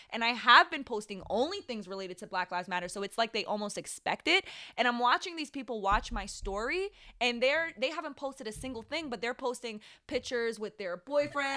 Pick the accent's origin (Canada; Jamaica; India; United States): Jamaica; I was born in Jamaica, but I, I'm I'm black.